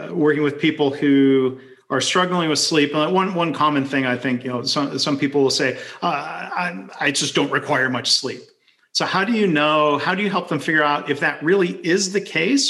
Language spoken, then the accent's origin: English; Michigan, United States; I grew up in Michigan